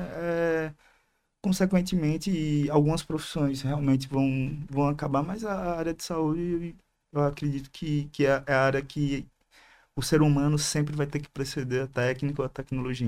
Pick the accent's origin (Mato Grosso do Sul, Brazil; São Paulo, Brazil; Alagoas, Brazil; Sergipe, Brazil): Sergipe, Brazil; Aracaju; Sou de Aracaju